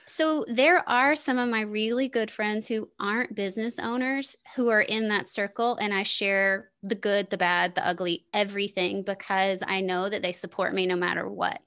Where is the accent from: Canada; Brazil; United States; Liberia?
United States; the South; moved away as an adult; also born or lived in Denver, Colorado; I grew up in the South